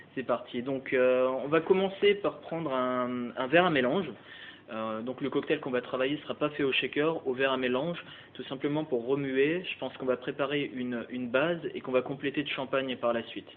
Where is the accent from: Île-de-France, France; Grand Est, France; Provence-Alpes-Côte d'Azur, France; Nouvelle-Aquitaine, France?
Grand Est, France; Alsace; moved away as an adult; also born or lived in Strasbourg / Luxembourg / Switzerland / Black Forest; now in Paris, France; je suis alsacien d'origine, euh, donc j'ai fait mes études hôtelières au lycée d'Ilkirch à Strasbourg